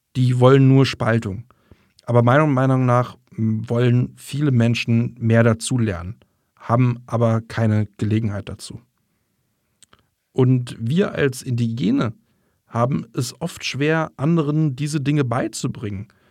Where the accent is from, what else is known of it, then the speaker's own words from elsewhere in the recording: northern Alabama, United States; German is a second language; moved away as an adult; now in Germany; Da, wo ich aufgewachsen bin, gab es nicht nur eine deutsche Siedlung, etwa in den späten 60ern, als das Raumfahrtprogramm begann